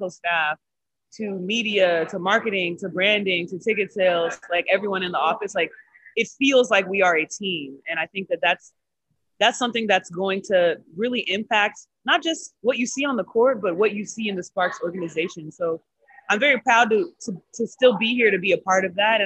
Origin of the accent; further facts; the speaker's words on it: Texas, United States; now in Los Angeles, United States; we're both from Texas